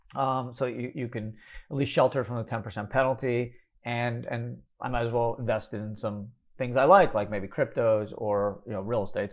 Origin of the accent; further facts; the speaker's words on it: Montreal, Quebec, Canada; fellow Canadian. Uh, I'm from Montreal